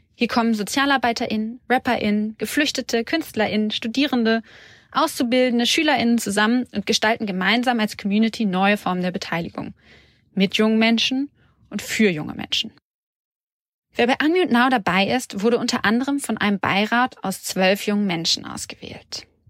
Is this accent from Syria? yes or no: yes; Syria; German is a second language; moved away as an adult; now in Berlin, Germany; Ich bin seit 2014 in Deutschland und ich komme aus Syrien